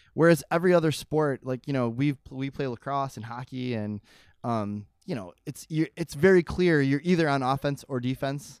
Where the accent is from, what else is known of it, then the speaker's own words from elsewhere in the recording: Buffalo, New York, United States; I'm from Buffalo